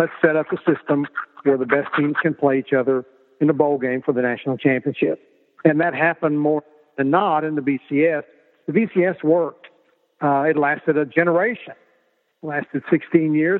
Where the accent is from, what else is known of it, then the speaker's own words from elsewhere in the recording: Oklahoma, United States; grew up in a small town in Oklahoma where sports was number one on everybody's radar screen